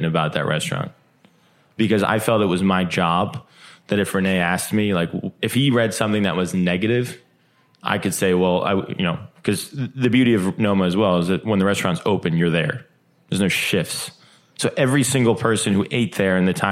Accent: New Jersey, United States; I'm from New Jersey

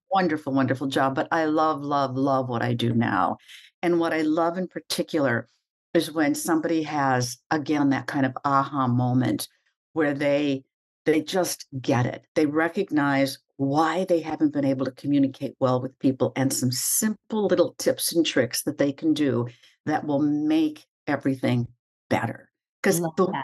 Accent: Minnesota, United States; moved away as an adult; now in New York, United States; when you come from a little tiny town um, on the prairies of Minnesota. Mm-hmm. My hometown is very close to the setting for Little House on the Prairie

